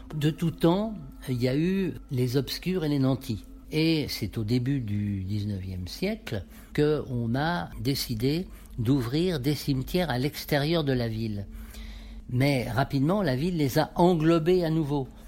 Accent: Paris, Île-de-France, France; je suis parisien d'abord

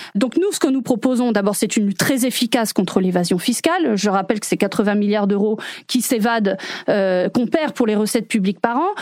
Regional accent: France; nous-mêmes en tant que Français

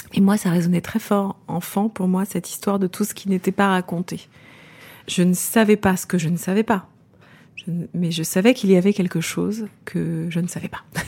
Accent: Champagne, Grand Est, France; j'ai grandi euh, en Champagne, dans la région champenoise

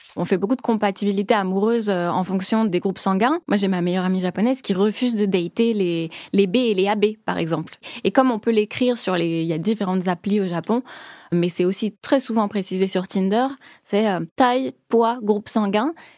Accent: France; moved away as an adult; now in Tokyo, Japan; en tant que Française

